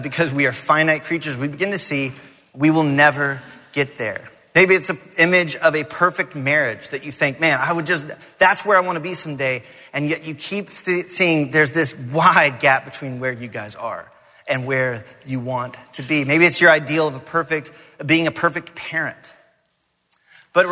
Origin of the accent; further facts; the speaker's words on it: Atlanta, Georgia, United States; I grew up in Atlanta